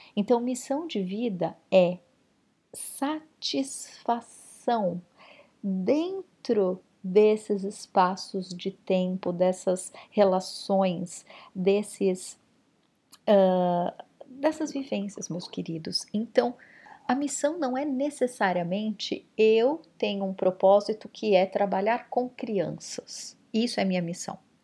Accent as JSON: {"language": "Portuguese", "region": "São Paulo", "country": "Brazil", "tie": "born or raised there", "said": "São Paulo capital, que foi onde eu cresci"}